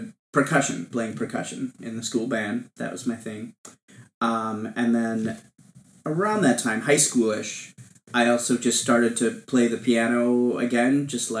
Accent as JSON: {"language": "English", "town": "Appleton", "region": "Wisconsin", "country": "United States", "tie": "born or raised there", "said": "I grew up in Appleton, Wisconsin"}